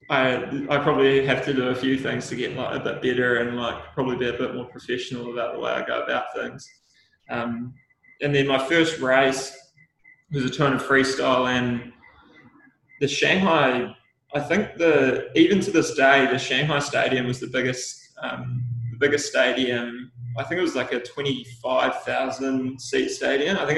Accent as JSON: {"language": "English", "country": "New Zealand", "said": "And I think that's like one of the great things about being a New Zealander is that we do have that real special cultural significance"}